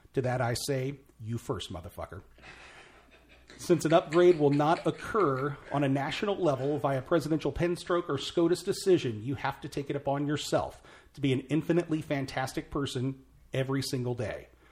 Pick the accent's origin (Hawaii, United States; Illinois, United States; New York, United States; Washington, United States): Illinois, United States; Mount Vernon; my hometown. uh, Mount Vernon, Illinois